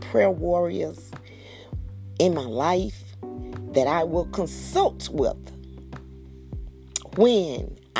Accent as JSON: {"language": "English", "region": "Georgia", "country": "United States", "tie": "born or raised there", "said": "coming back to my home state of Georgia"}